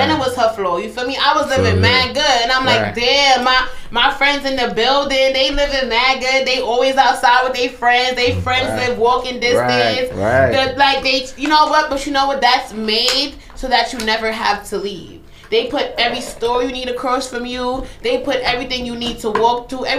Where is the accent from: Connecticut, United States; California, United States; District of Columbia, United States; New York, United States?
New York, United States; New York City; I'm from Canarsie.